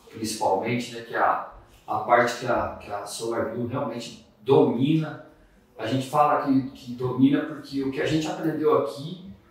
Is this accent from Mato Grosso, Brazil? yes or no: yes; Cuiabá, Mato Grosso, Brazil; also born or lived in Várzea Grande; Bom dia, eu sou lá de Cuiabá